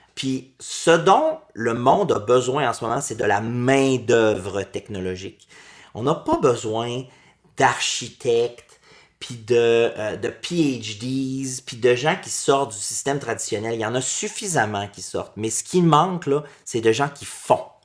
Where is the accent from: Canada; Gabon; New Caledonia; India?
Canada; Quebec; moved away as an adult; also born or lived in France / New York / San Francisco; j'ai quitté le Québec pendant 16 ans. Je suis revenu il y a juste deux ans.